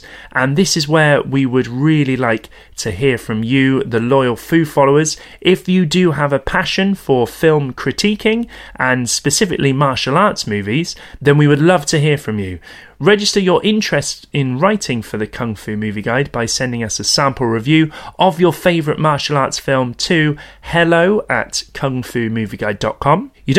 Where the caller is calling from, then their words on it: London, United Kingdom; because I'm phoning you from London right now